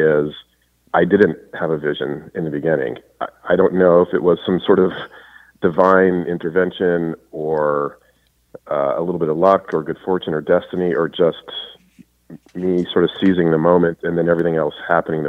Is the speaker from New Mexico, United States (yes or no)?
yes; New Mexico, United States; moved away as an adult; also born or lived in Colorado / San Diego; now in Los Angeles, United States; I grew up in New Mexico in the high desert